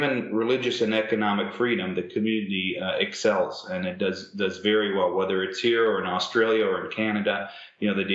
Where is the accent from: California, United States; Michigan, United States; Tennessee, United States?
Michigan, United States; Detroit; I was born here in Detroit